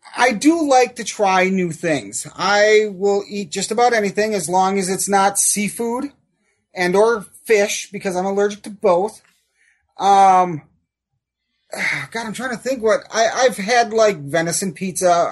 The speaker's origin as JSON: {"language": "English", "town": "Wausau", "region": "Wisconsin", "country": "United States", "tie": "born or raised there", "said": "where I grew up here in Wausau"}